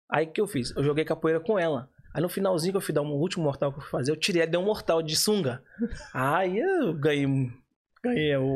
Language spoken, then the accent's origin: Portuguese; Minas Gerais, Brazil; Sou de Minas